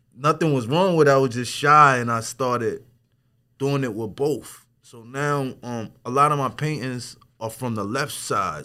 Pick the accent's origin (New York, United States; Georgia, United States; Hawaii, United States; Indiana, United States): New York, United States; Wyandanch; I'm from Wandish